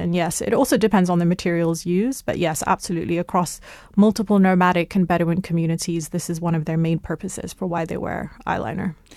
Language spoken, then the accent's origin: English; United Kingdom; I grew up in the United Kingdom. I'm of Lebanese and Egyptian heritage